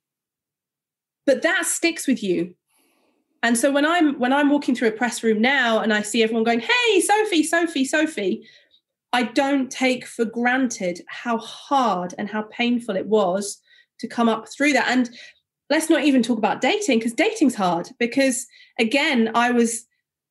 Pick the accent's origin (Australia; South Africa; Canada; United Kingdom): United Kingdom; Huddersfield, Yorkshire and the Humber; I grew up in Huddersfield, I was from an all-white school.